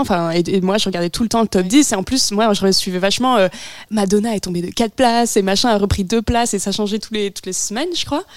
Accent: France; j'ai grandi en France

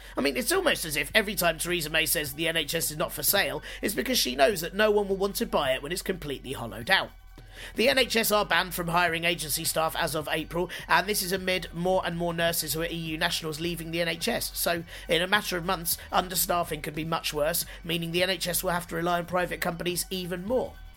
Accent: London, United Kingdom; as a Londoner

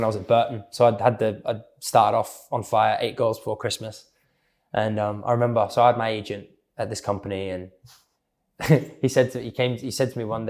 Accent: Australia; I'm Australian

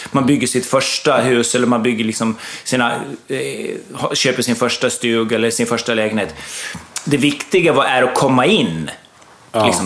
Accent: Gotland, Sweden; accent: Gotlandic; also born or lived in Lidingö; Jag är gotländsk.

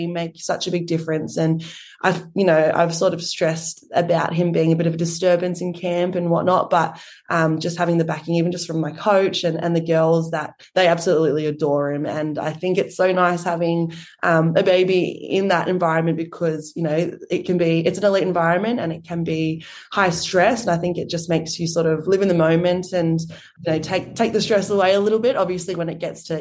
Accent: Sydney, New South Wales, Australia; growing up in the Shire, we are both from Pacific Heritage

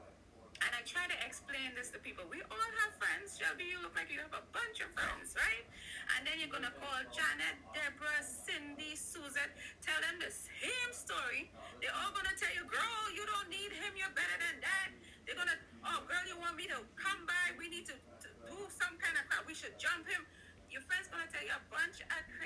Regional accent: Trinidad & Tobago; I'm from Trinidad

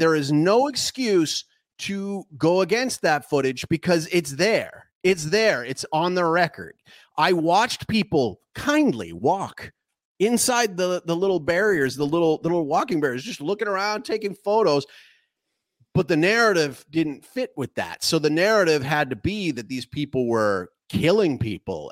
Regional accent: Canada; moved away as an adult; now in Paraguay; I reside in Paraguay, um, but I'm, I'm actually a Canadian citizen

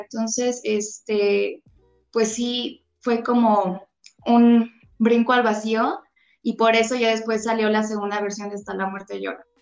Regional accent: Xalapa, Veracruz, Mexico; moved away as an adult; also born or lived in Mexico City; yo soy de Jalapa, Veracruz. Eh, nací en Ciudad de México, toda mi familia es de Ciudad de México, pero yo crecí en Jalapa, Veracruz

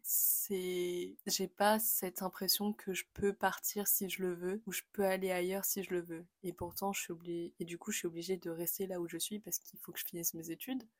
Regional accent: France; moved away as an adult; now in England, United Kingdom; je me définis vraiment comme française. C'est normal, c'est là où j'ai grandi, c'est là où j'ai vécu, c'est là où je suis née.

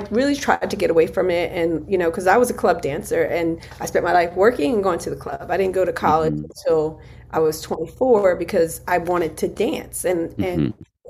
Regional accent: Philadelphia, Pennsylvania, United States; we're originally from Philly

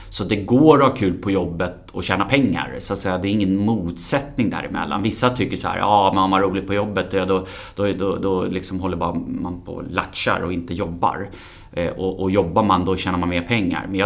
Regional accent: Stockholm, Stockholm County, Sweden; född och uppvuxen i Stockholm.

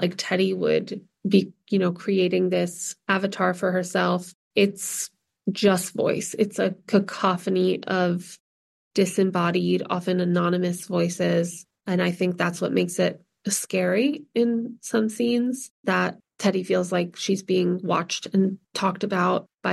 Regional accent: New Jersey, United States; I grew up in New Jersey, but we spent a lot of time in Vermont and Massachusetts

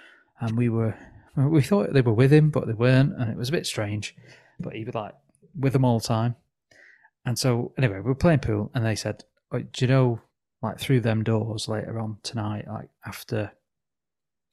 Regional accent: England, United Kingdom; us for being English

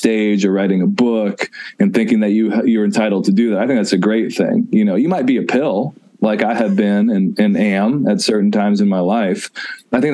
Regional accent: Nashville, Tennessee, United States; I grew up in Nashville, Tennessee

